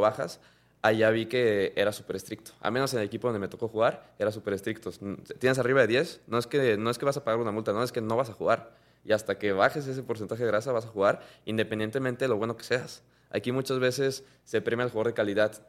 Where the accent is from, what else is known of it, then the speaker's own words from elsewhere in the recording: Mexico; la cultura que tenemos como mexicano